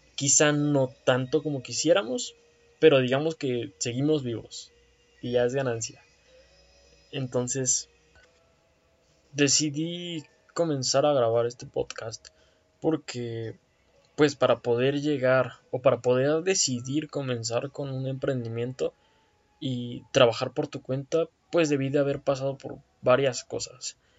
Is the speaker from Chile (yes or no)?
no; Toluca, State of Mexico, Mexico; me buscan de una empresa acá en Toluca, que es de donde soy